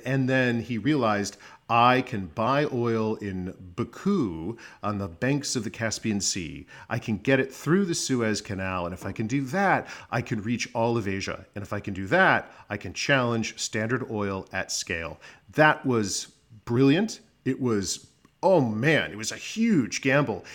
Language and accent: English; Phoenix, Arizona, United States; moved away as an adult; now in Washington, D.C., United States; I was born in Arizona, Phoenix, Arizona. I graduated from Arizona State University